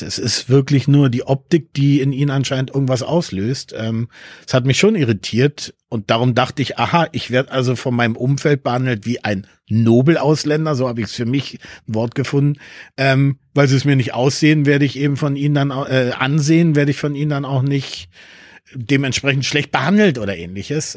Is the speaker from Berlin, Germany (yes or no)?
yes; Berlin, Germany; first language Spanish; German is a second language; also born or lived in Peru / Lisbon, Portugal / Switzerland; ich bin in den 80ern groß geworden und in Berlin war das natürlich genau die Zeiten